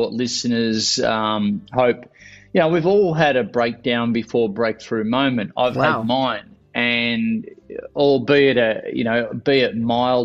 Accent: Victoria, Australia; I've born and bred here, and right next to the beach where I grew up surfing.

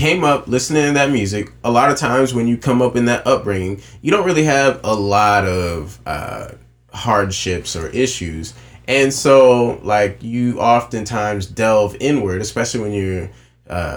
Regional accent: Myrtle Beach, South Carolina, United States; moved away as an adult; also born or lived in Charleston, South Carolina; We're all from Myrtle Beach or North Myrtle Beach or Myrtle Beach area. And then we moved to Charleston, South Carolina.

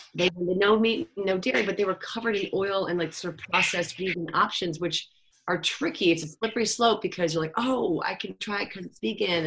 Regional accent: Cleveland, Ohio, United States; I'm from Cleveland, Ohio, where like garlic salt rules

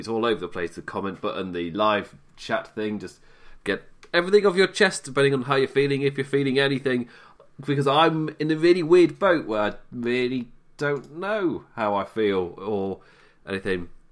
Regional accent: England, United Kingdom; I'm English

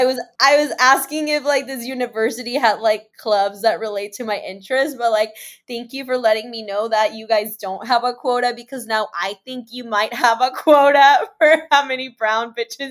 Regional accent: Mexico City, Mexico; oh, I'm from Mexico City. And she's like, oh, like in New Mexico? And I was like, no, like the country, Mexico, homegirl.

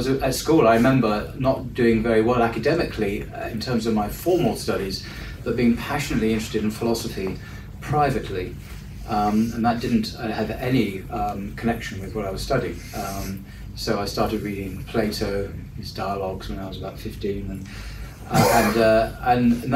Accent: Leigh-on-Sea, East of England, United Kingdom; moved away as an adult; now in London, United Kingdom; I'm an Essex boy. So I was born in Leigh-on-Sea, which is a seaside village on the south coast of Essex

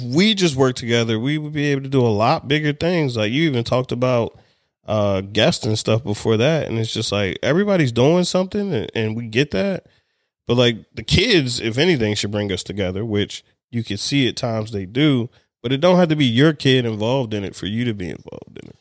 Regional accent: Baltimore, Maryland, United States; also born or lived in Hawaii / Anne Arundel County, Maryland; I'm from Baltimore

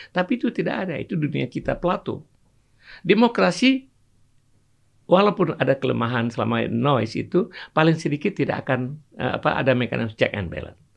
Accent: Aceh, Indonesia; born there; Dulu waktu saya kecil misalnya, saya lahir di Aceh. Ada istilah-istilah bahasa Aceh itu yang kalau kita ucapkan

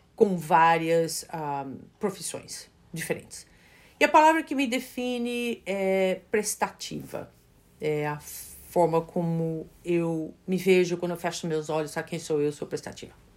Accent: São Paulo, Brazil; moved away as an adult; now in Westchester County, United States; Minha cidade de origem é São Paulo, nasci na Moca

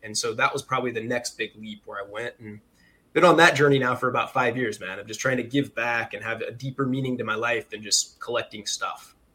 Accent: Farmersville, Illinois, United States; also born or lived in Chicago; we grew up in central Illinois, man. So a massive town called Farmersville, population 700.

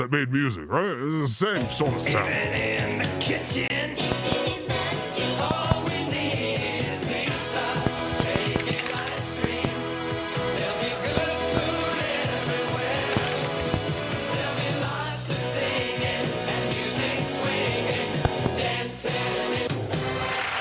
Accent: Oregon, United States; I grew up in Oregon.

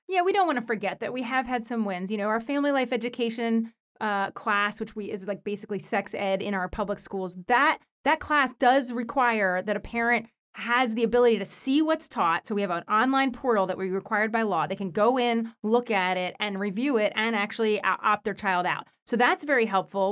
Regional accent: United States; I was born in the United States

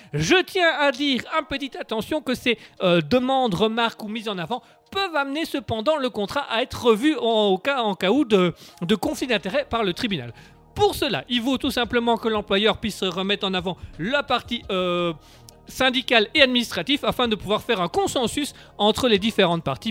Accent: Belgium; on est Belges

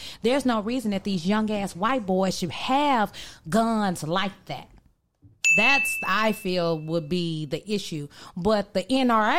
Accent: Texas, United States; El Paso, Texas. My home state

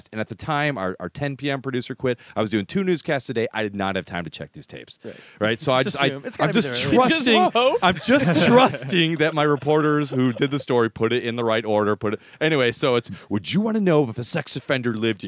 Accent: United States; moved away as an adult; also born or lived in Hong Kong; I'm American

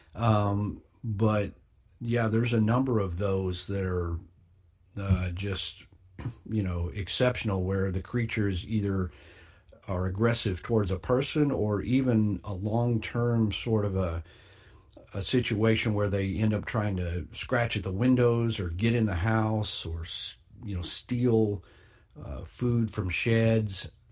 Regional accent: Texas, United States; my home state, the Lone Star State

